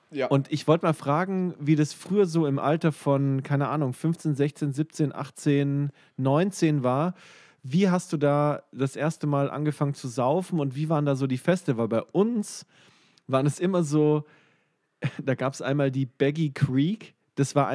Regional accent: Weinstadt, Baden-Württemberg, Germany; ich komme aus Weinstadt und da gibt es halt sehr viel Wein, wie der Name schon sagt.

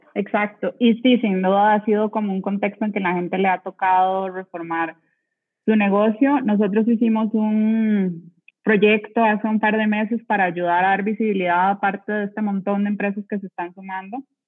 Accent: Costa Rica; yo soy de Costa Rica

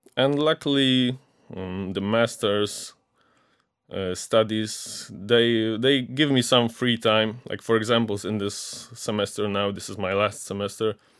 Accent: Ostrowy, Silesian Voivodeship, Poland; moved away as an adult; now in Wrocław, Poland; I'm from Ostrowy, a small town in the Silesian voivodeship that's near Częstochowa

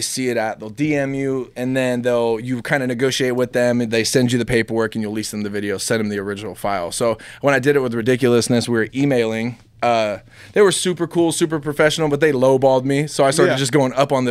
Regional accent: Loomis, California, United States; also born or lived in Orangevale, California / Citrus Heights, California; I grew up in Orangeville in, like, Loomis, California, so towards, Citrus Heights area and then to Loomis

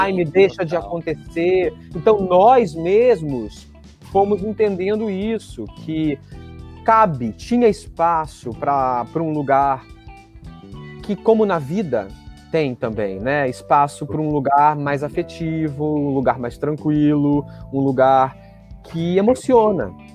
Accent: Rio Grande do Sul, Brazil; eu que sou gaúcho também

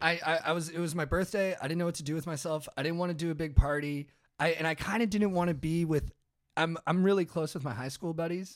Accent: Orange County, California, United States; I grew up in Orange County

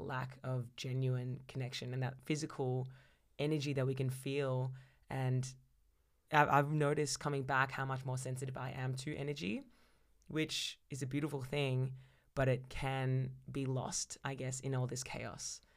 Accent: Melbourne, Victoria, Australia; I was born and raised in Melbourne

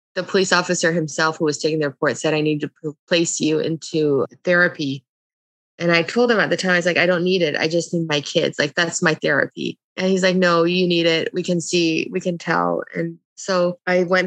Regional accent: Canada; also born or lived in Lebanon; I was born in Lebanon, but I was a month old when we came to Canada.

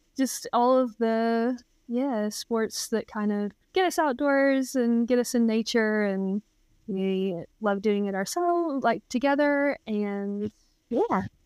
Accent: Texas, United States; moved away as an adult; now in New Zealand; I grew up in Texas in the states

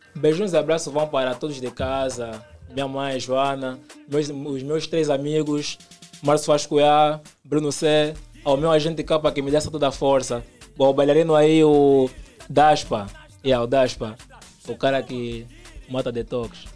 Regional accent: Luanda, Luanda Province, Angola; Sim, nasci no Kazenga. Hum. Estou lá desde então

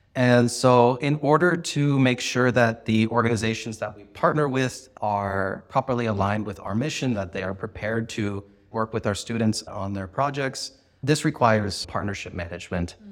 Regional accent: Santa Barbara, California, United States; first language Spanish and English; moved away as an adult; also born or lived in Germany / China / Kazakhstan / Mexico; now in San Francisco, United States; I am from Santa Barbara, California, and I speak six languages

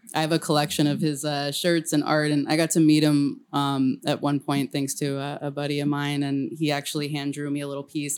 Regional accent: El Camino, California, United States; moved away as an adult; also born or lived in San Francisco; I grew up on El Camino, which is loud as hell

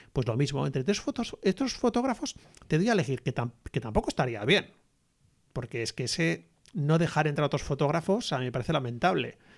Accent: Basque Country, Spain; nosotros somos del País Vasco

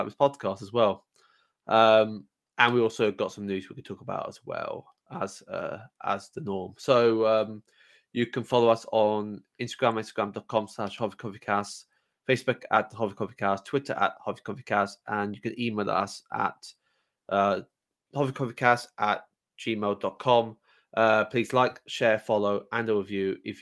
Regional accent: England, United Kingdom; now in Wales; I'm an Englishman, half Welsh

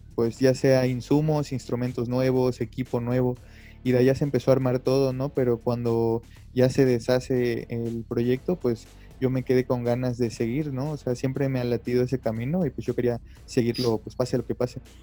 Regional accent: Mérida, Yucatán, Mexico; now in Mexico City, Mexico; soy de Mérida, Yucatán. Actualmente estoy viviendo en la Ciudad de México

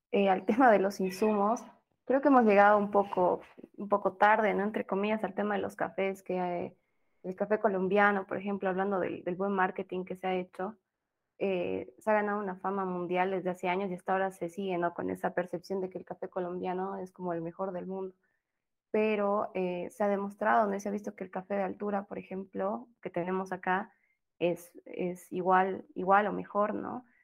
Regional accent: Bolivia; si bien, como les digo, somos todos bolivianos, pero dentro de las costumbres y las regiones siempre hay una diferencia

